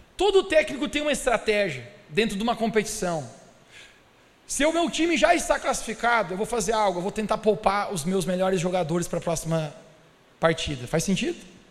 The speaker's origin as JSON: {"language": "Portuguese", "country": "Brazil", "said": "Eu e vocês somos brasileiros"}